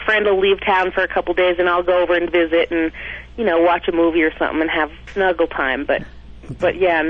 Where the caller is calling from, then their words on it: Flagstaff, Arizona, United States; I'm calling from Flagstaff, Arizona.